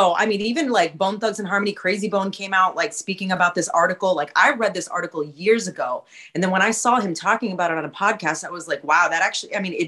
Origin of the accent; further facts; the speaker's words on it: West Coast, United States; I'm from the West Coast